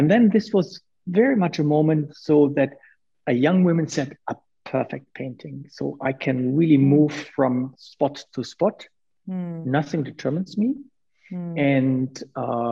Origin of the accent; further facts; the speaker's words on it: Münster, North Rhine-Westphalia, Germany; I went to the Art Academy in my hometown, Münster